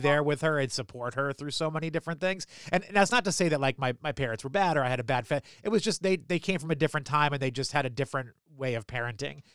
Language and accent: English; New Hampshire, United States; moved away as an adult; also born or lived in Philadelphia / Washington, D.C. / Baltimore; I grew up in New Hampshire